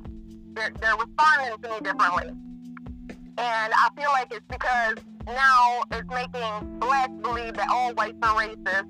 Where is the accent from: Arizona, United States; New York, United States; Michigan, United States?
Michigan, United States; Northern; now in Kentucky, United States; Right now I'm in Kentucky, but I'm from Northern Michigan.